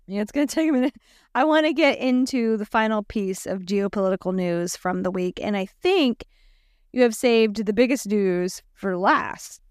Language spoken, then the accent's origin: English; South Louisiana, United States; we're from South Louisiana